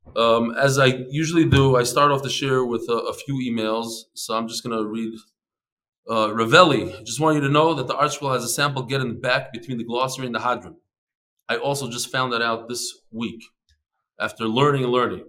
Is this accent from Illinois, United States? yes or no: yes; Chicago, Illinois, United States; I'm from Chicago